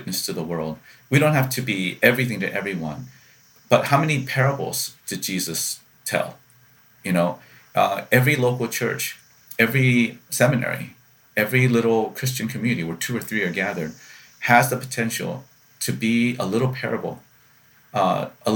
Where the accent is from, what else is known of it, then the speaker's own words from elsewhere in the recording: Columbia, South Carolina, United States; growing up in Columbia, South Carolina